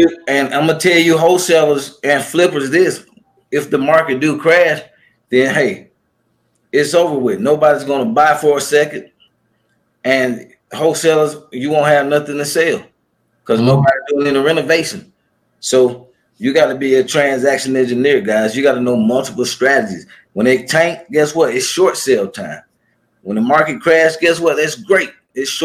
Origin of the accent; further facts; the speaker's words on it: Atlanta, Georgia, United States; I'm from Atlanta, Georgia